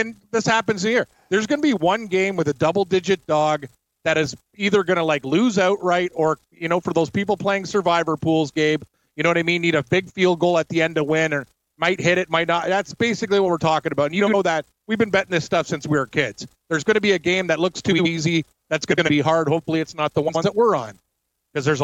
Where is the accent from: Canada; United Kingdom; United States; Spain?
Canada; as a Canadian